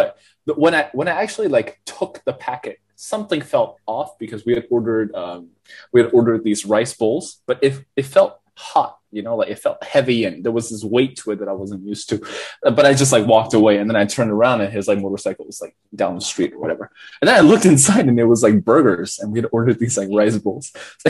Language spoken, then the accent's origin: English; Yangon, Yangon Region, Myanmar; moved away as an adult; Yeah, so I was born and raised in Yangon, in Sanchon, basically. I lived there like my entire life until I was 18, and then I had applied to go to the United States for my undergraduate study.